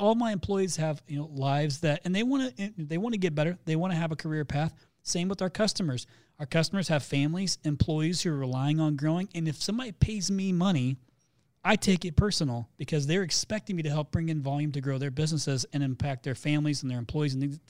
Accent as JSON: {"language": "English", "country": "Canada", "said": "Since I'm Canadian, my ask would be interview a Canadian."}